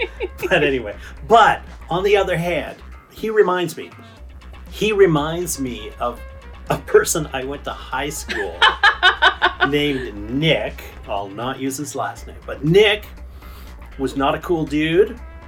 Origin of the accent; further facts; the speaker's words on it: Canada; we're Canadian. We're Canadians